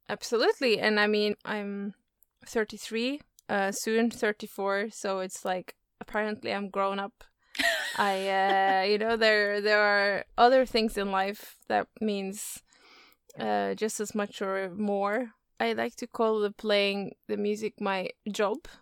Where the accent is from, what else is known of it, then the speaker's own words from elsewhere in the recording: Oslo, Norway; In Oslo. That's where I live and where I'm from. Yeah. Mm-hmm. So it's it's uh, my hometown.